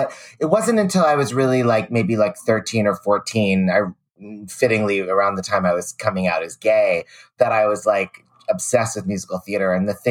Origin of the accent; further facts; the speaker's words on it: California, United States; also born or lived in New York City; we moved to California away from my grandparents when I was five